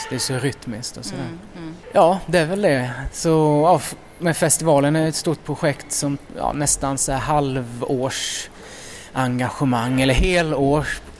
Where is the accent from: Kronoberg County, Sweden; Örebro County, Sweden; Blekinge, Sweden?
Kronoberg County, Sweden; Älmhult; moved away; Älmhult i Småland, ja.